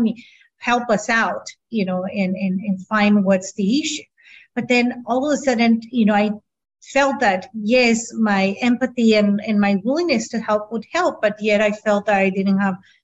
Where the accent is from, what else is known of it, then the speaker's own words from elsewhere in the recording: San Diego, California, United States; first language Spanish; English is a second language; also born or lived in Tijuana, Mexico; I had the beautiful opportunity to be born in San Diego, but at the same time be able to live in both sides of the border.